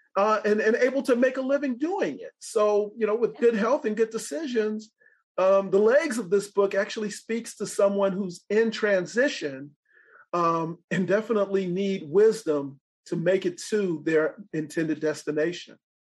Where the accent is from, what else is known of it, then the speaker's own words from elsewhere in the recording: Los Angeles, California, United States; moved away as an adult; also born or lived in Franklin, Tennessee; now in California, United States; growing up in Los Angeles